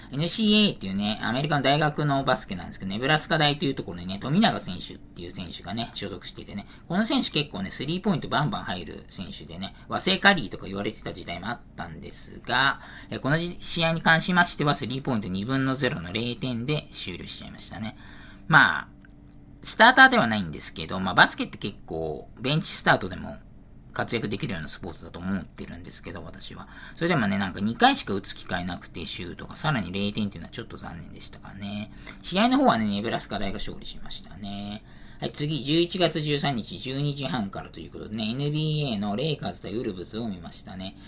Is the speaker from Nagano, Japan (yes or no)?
no; Saitama, Japan; 埼玉県出身